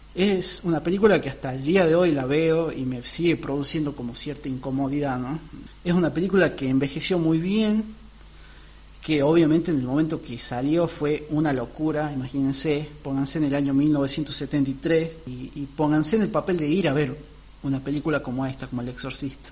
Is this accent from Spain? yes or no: no; northern Argentina, Argentina; para los que somos del norte